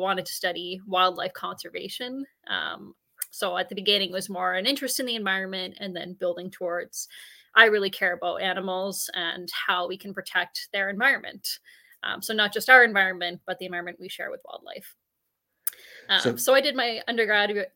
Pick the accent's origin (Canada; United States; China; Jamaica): Canada; Halifax, Nova Scotia; accent: a mesh between a Nova Scotia and a British Columbia accent; moved away as an adult; now in British Columbia, Canada; I'm from Halifax. So I grew up there